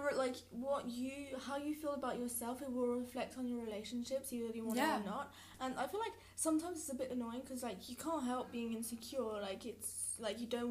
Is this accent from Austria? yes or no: no; France; I grew up in France, like, my whole life